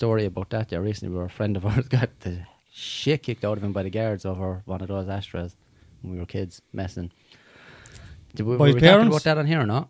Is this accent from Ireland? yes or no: yes; Limerick, Munster, Ireland; we grew up in Limerick's projects